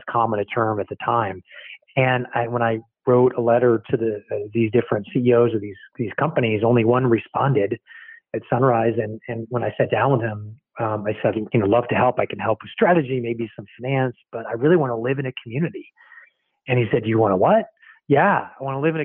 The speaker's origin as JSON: {"language": "English", "area": "San Francisco Bay Area", "region": "California", "country": "United States", "tie": "born or raised there", "also_born_or_lived": "Virginia", "said": "I was there through early elementary school, and then my dad got a job transfer to the Bay Area, San Francisco Bay Area. So I moved out, really grew up in the Bay Area and through high school"}